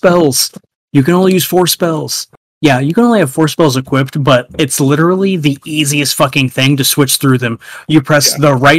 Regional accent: United States; I'm an American.

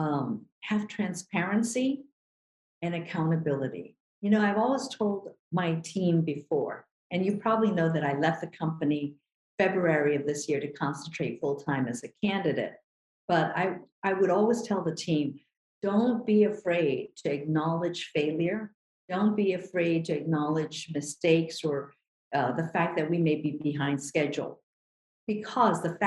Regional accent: Manila, Metro Manila, Philippines; now in Hawaii, United States; I was born in Manila, Philippines, and came to this country really on the coattails of my sister, Ginny

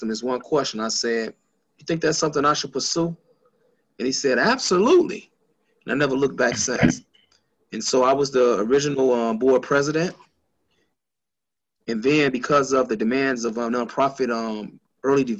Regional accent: Chicago, Illinois, United States; moved away as an adult; now in Dubuque, United States; I'm originally from Chicago

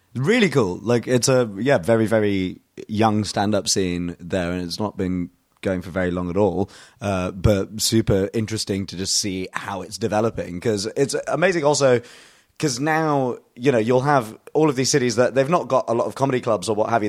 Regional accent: United Kingdom; also born or lived in India; I'm British

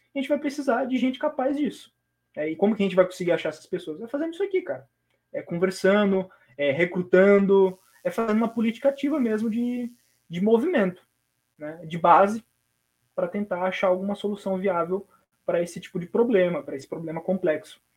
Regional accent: Brazil; nascemos em locais diferentes do Brasil, mas somos brasileiros.

